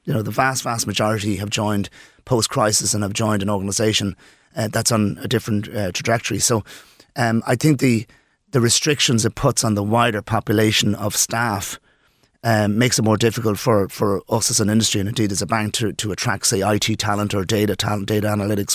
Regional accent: Dublin, Leinster, Ireland; moved away as an adult; also born or lived in Poland; now in Birr, Ireland; I'm from Dublin, um, I lived in Dublin between Poland, et cetera, for most of my life

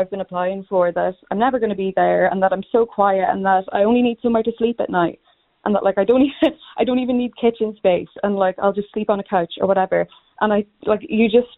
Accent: Donegal, Ulster, Ireland; I'm from Donegal

